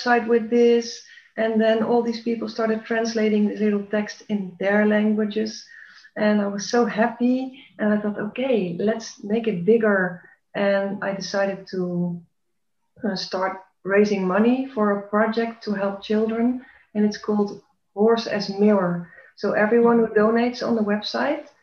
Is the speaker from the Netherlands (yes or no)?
yes; Netherlands; now in Belgium; I was born in the Netherlands, and I took on the Belgian nationality. I live in Belgium now